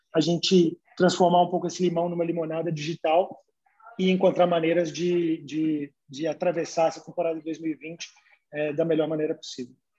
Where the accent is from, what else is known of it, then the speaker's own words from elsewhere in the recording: Brazil; eu, como brasileiro